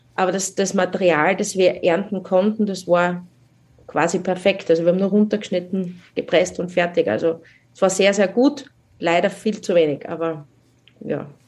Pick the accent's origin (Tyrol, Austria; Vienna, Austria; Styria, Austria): Styria, Austria; South; bei uns in der Südsteiermark